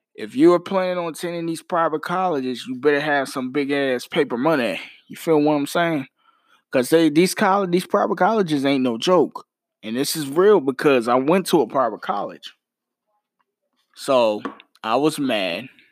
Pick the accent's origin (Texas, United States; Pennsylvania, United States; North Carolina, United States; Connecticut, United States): North Carolina, United States; Mount Holly; my city of my hometown, Mount Holly, North Carolina